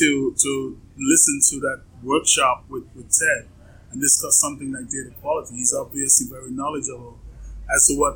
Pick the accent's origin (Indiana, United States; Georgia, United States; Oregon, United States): Georgia, United States; Atlanta; my hometown of Atlanta